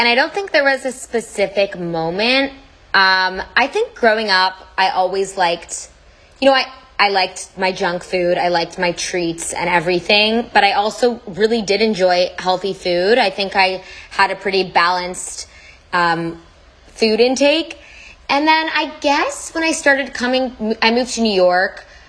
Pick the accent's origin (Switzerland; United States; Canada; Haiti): Canada; Toronto, Ontario